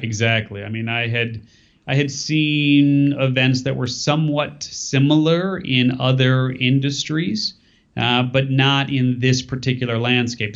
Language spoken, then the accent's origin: English; California, United States; my home state of California